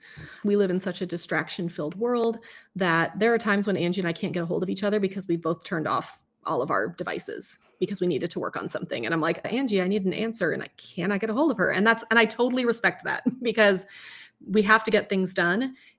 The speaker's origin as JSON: {"language": "English", "region": "California", "country": "United States", "lives_now": "Washington, United States", "said": "I came from California."}